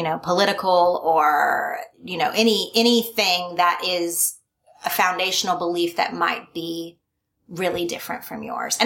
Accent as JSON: {"language": "English", "region": "Oklahoma", "country": "United States", "tie": "born or raised there", "also_born_or_lived": "California", "moved": "yes", "said": "My race, my religion, my politics were very in line with most other people that I knew growing up in Oklahoma."}